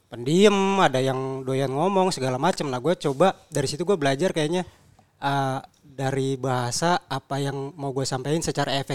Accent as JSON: {"language": "Indonesian", "town": "Bekasi", "region": "West Java", "country": "Indonesia", "said": "Padahal kan gue asli Bekasi sekarang."}